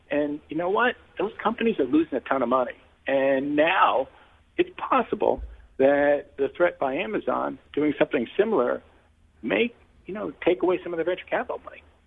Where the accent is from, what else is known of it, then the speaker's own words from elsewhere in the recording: New York, United States; I'm a New Yorker